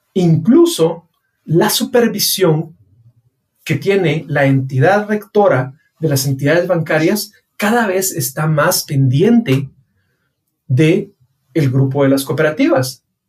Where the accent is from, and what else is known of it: Guatemala